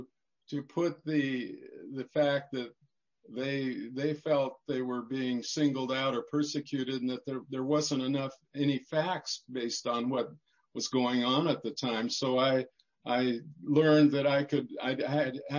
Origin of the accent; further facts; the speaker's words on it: Fairfield, Montana, United States; I grew up as a boy on a family farm near Fairfield, Montana